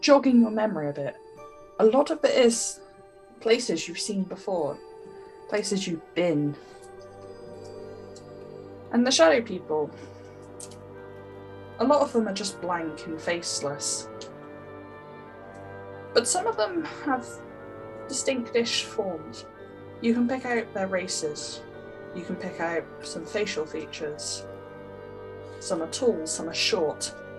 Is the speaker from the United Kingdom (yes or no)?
yes; United Kingdom; I'm British